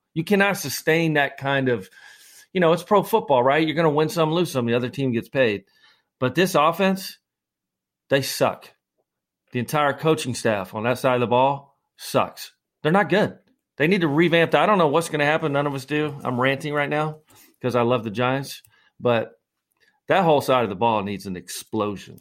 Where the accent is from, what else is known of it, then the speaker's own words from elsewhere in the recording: Scotland, United Kingdom; I'm the Scotsman